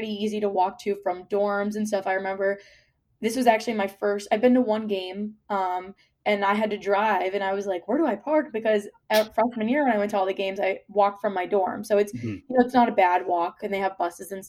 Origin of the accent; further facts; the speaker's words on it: Virginia, United States; moved away as an adult; now in Buffalo, United States; so I'm from Virginia and if we got 1 inch of snow, we would be off for like 2 days.